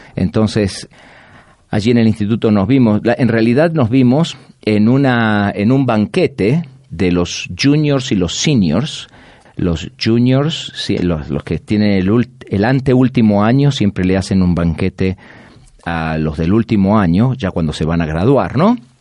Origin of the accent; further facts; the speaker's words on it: Buenos Aires, Argentina; moved away as an adult; also born or lived in Chicago / Atlanta / Mexico; now in Orlando, United States; Yo nací en la ciudad de Buenos Aires toda mi vida y de ahí me mudé a la ciudad de Chicago